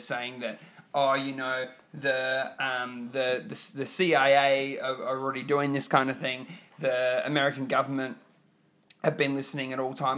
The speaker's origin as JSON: {"language": "English", "region": "Queensland", "country": "Australia", "said": "Queensland, my home state"}